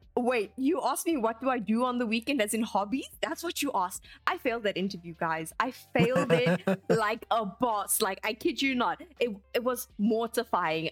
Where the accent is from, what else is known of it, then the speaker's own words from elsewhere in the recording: South Africa; as South Africans